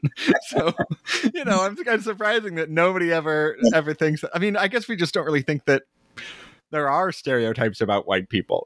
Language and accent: English; Arizona, United States; now in Brooklyn, United States; I grew up in Arizona